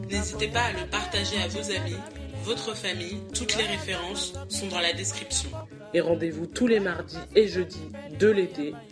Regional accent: France; J'ai 22 ans, j'ai grandi en France, mais toute ma famille est originaire du Congo-Brazzaville.

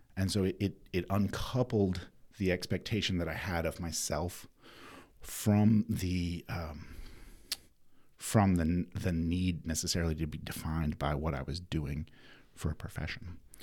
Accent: Winston-Salem, North Carolina, United States; also born or lived in East Bend, North Carolina / New Mexico; I was born in Winston

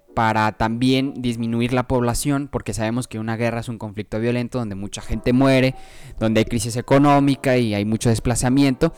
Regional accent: Mexico; como los mexicanos en Estados Unidos

